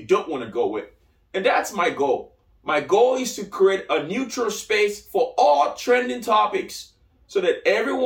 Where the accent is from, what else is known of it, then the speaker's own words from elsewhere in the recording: Lagos, Nigeria; moved away as an adult; now in United States; I grew up in Nigeria. I was born in Lagos, Nigeria. So I moved out here in late 2008, early 2009